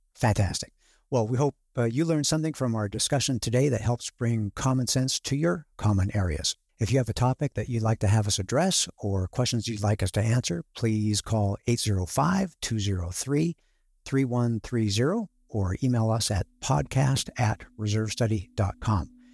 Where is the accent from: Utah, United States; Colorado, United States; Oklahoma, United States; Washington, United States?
Washington, United States; Seattle; I'm from the Seattle area